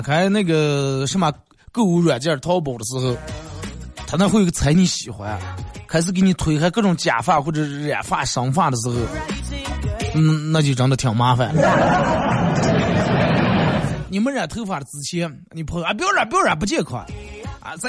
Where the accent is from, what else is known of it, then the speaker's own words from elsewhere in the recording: China; 首先，我觉得咱们作为一个中国人，肯定得把咱们中国自个儿的传统的节日过好啊！